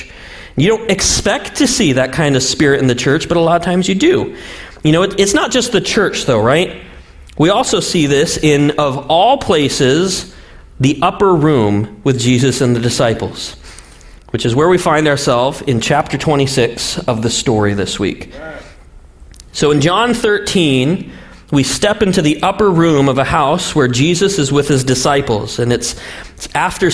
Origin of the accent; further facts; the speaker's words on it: Montana, United States; I'm from Montana.